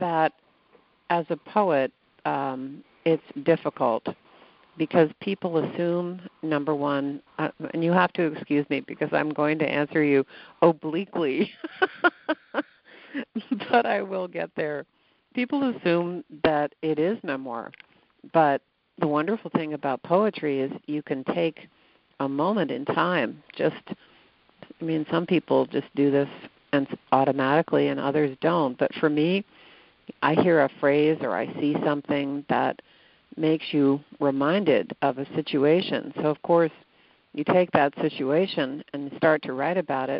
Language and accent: English; Connecticut, United States; I grew up in Connecticut, where we had a road called the Merritt Parkway